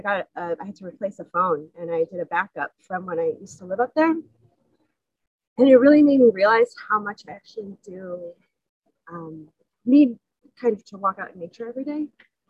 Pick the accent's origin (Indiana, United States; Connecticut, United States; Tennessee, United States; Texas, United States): Connecticut, United States; Westport; I grew up in Westport.